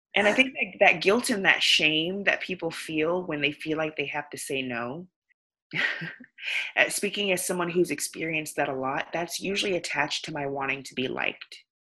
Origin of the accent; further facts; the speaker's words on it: the South, United States; I grew up in the South